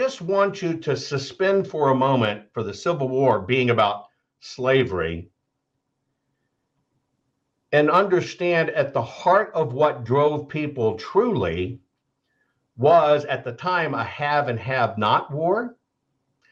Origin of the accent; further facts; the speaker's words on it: Texas, United States; I'm from Texas